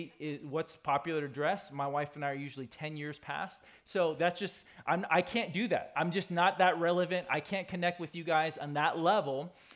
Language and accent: English; California, United States; also born or lived in Georgia / Minnesota; I grew up in California and in Georgia. About a third of my life was in Georgia, Minnesota, and California.